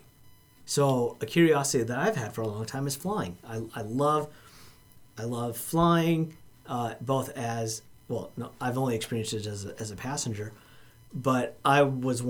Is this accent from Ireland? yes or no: no; India; moved away; I'm from India